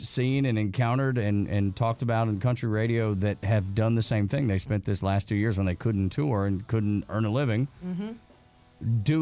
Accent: Dalton, Georgia, United States; I'm from Northwest Georgia, Dalton

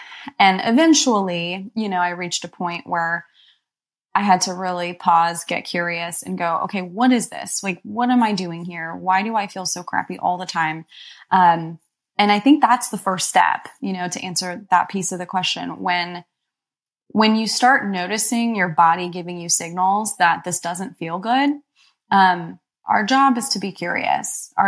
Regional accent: Egypt; born there; and I was born in Egypt as well.

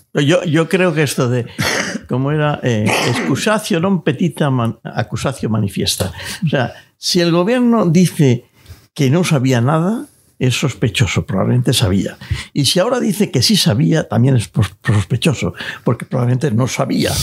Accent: Spain; los pequeños ahorradores que somos todos los españoles

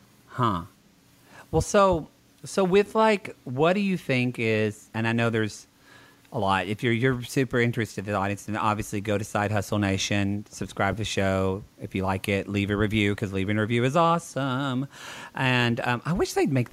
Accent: the South, United States; I'm from the South

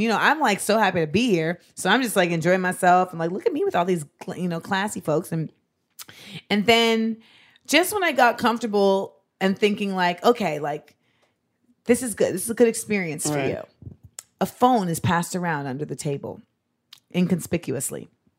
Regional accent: Grenada; moved away; I'm from Grenada.

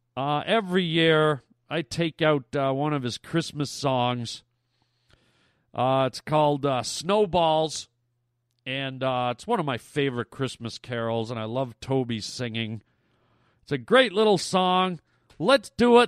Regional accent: Canada; I'm Canadian

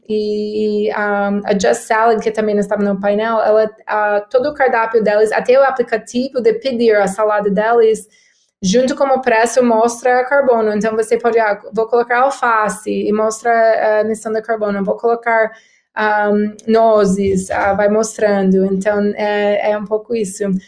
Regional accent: United States; Portuguese is a second language; moved away as an adult; now in São Paulo, Brazil; sou americana, uh, mas eu tenho oito anos no Brasil, morando em São Paulo

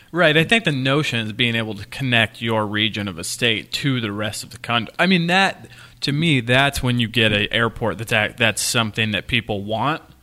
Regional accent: United States; now in Providence, United States; from my hometown to the Kansas City airport, that's like an hour, fifteen minutes

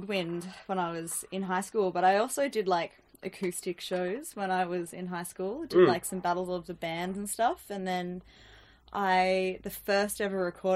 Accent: Toowoomba, Queensland, Australia; born or raised there; moved away; also born or lived in Moree, New South Wales

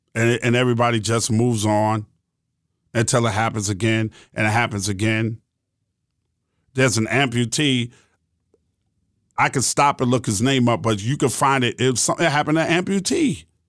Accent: New York City, New York, United States; also born or lived in West Orange, New Jersey; now in Georgia, United States; I grew up in New York City

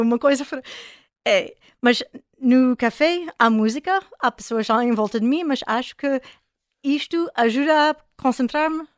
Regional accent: United States; Portuguese is a second language; moved away as an adult; also born or lived in France; now in Porto, Portugal; sou americana de, origem

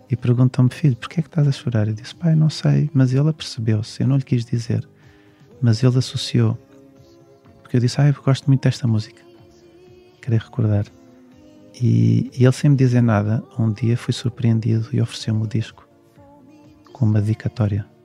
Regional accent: Portugal; porque sou português e, e nasci cá e tenho família cá

